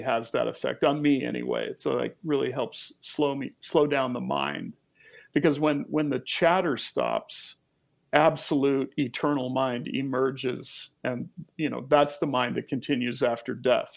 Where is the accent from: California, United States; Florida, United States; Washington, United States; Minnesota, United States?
Washington, United States; Olympic Peninsula; my childhood growing up on the Olympic Peninsula